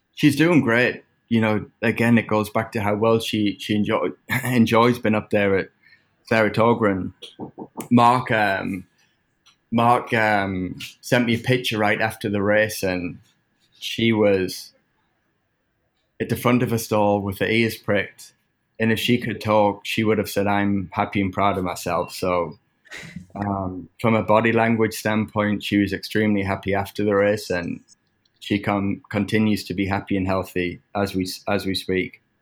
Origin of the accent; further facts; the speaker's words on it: England, United Kingdom; now in United States; growing up in England